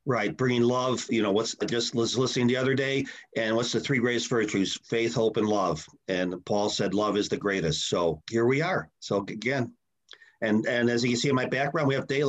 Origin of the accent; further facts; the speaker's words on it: Chicago, Illinois, United States; I grew up in Chicago.